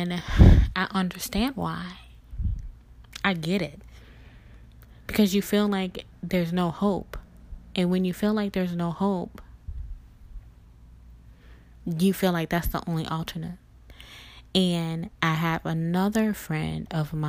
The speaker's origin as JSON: {"language": "English", "region": "Mississippi", "country": "United States", "moved": "yes", "lives_now": "Louisiana, United States", "said": "we're both from Mississippi, and we relocated to Louisiana."}